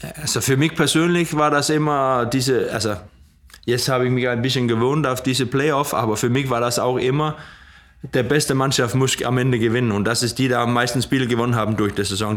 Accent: Odder, Central Denmark Region, Denmark; German is a second language; in Oder, wo ich herkomme

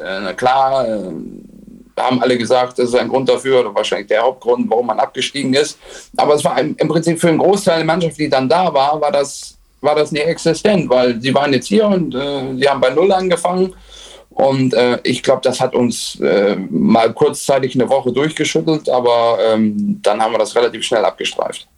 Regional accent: Oldenburg, Lower Saxony, Germany; ich komme aus Oldenburg

